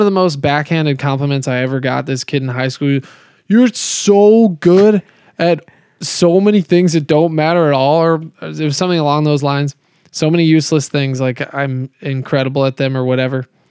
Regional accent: Colorado, United States; also born or lived in Kansas City, Missouri; I moved to Colorado when I was seven

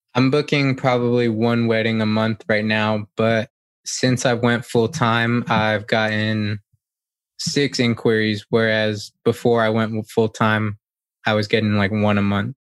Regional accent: Gainesville, Georgia, United States; I'm from Gainesville, Georgia, in the States, and I'm a wedding photographer.

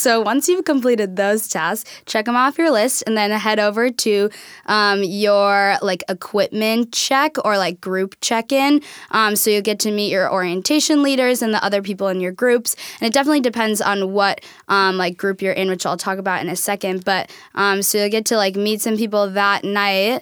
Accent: Hopkins, Minnesota, United States; moved away as an adult; now in Tacoma, United States; I'm from Minnesota

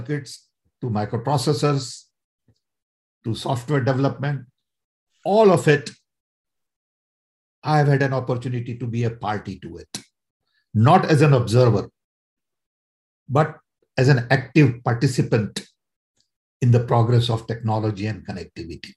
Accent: India; moved away as an adult; also born or lived in Chicago, United States; I was born and raised in a small little tribal village in India

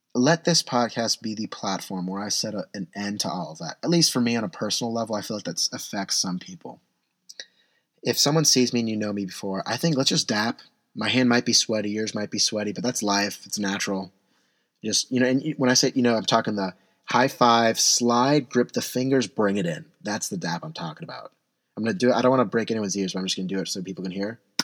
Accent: San Diego, California, United States; now in Portland, United States; I'm from San Diego

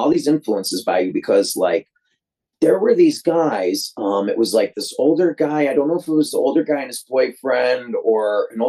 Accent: Detroit, Michigan, United States; I'm from Detroit

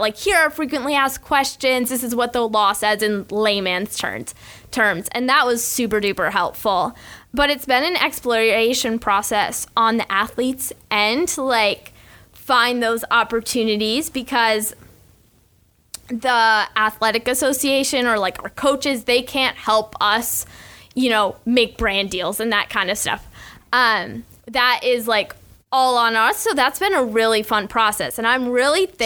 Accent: Ann Arbor, Michigan, United States; moved away as an adult; now in Gainesville, United States; my growing up days in Ann Arbor, Michigan

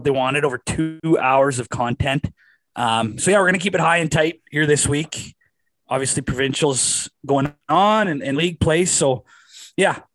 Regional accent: Wilkie, Saskatchewan, Canada; my hometown Wilkie Outlaws

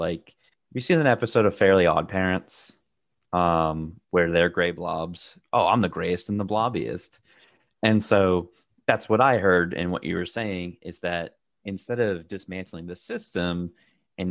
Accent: Massachusetts, United States; moved away as an adult; also born or lived in the South; I'm from Massachusetts and I've been living in the South for nearly 5 years now

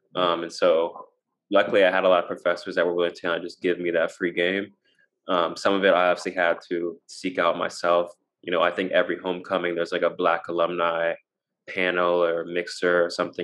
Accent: Nashville, Tennessee, United States; moved away as an adult; I grew up in Nashville, um, so it's nice to kind of be back

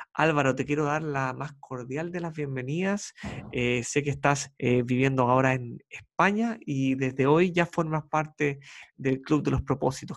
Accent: Chile; periodista chileno con más de 10 años dedicado a la comunicación social

